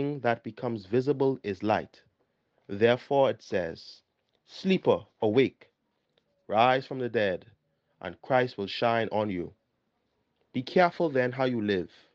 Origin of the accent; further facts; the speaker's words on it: Nassau, New Providence, Bahamas; also born or lived in Barbados; I am from the Parish of St. Gregory the Great, located on Carmichael Road, New Providence